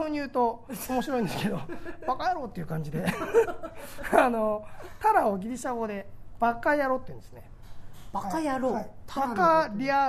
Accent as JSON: {"language": "Japanese", "region": "Tokyo", "country": "Japan", "tie": "born or raised there", "said": "日本人です大田区生まれ"}